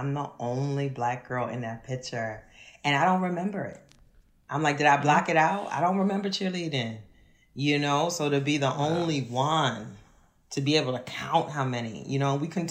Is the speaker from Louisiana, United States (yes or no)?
yes; New Orleans, Louisiana, United States; moved away as an adult; also born or lived in Kenner, Louisiana; now in Philadelphia, United States; I am from Uptown New Orleans